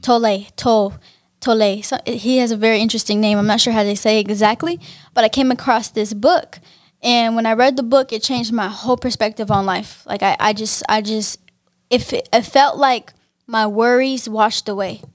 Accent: Pittsburg, California, United States; I'm from Pittsburgh, California

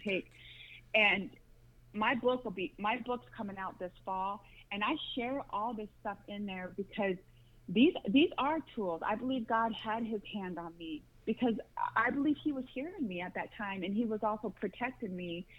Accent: Las Vegas, Nevada, United States; moved away as an adult; also born or lived in Grand Rapids, Michigan; I, I went to elementary, middle school, and high school in Las Vegas, Nevada, and I moved to Grand Rapids, Michigan in 2006

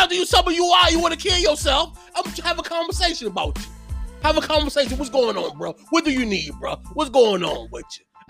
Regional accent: London, United Kingdom; Where I'm from. I'm from London.

